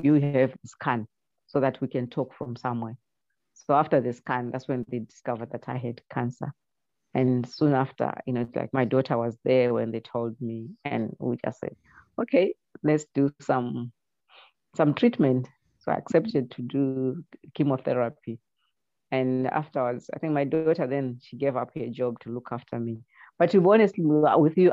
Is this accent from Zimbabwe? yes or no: yes; Zimbabwe; moved away; I come from Zimbabwe.